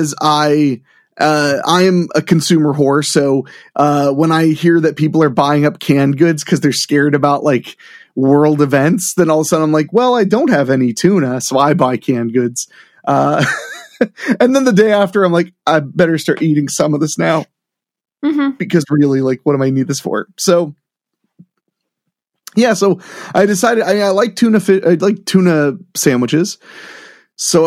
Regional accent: Midwest, United States; I'm from the Midwest. I work in show business in the Midwest

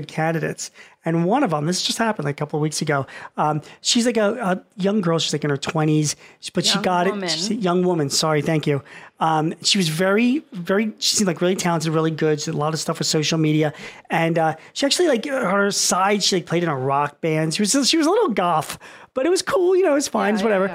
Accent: Philadelphia, Pennsylvania, United States; I'm from Philly

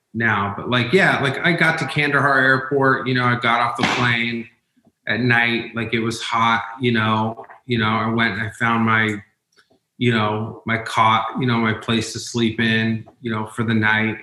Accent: Umatilla Indian Reservation, Oregon, United States; I'm from the Umatilla Indian Reservation

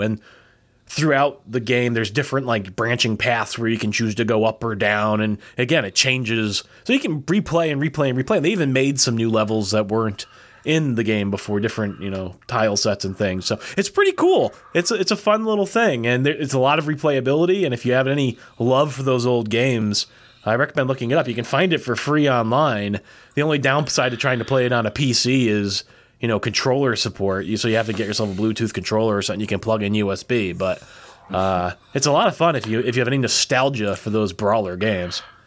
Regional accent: United States; I'm American

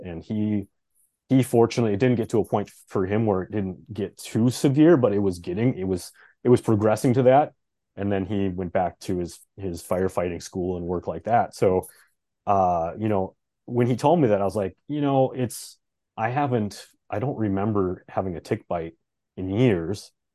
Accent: Fargo, North Dakota, United States; moved away as an adult; now in Minneapolis, United States; We've been in Fargo for a long time.

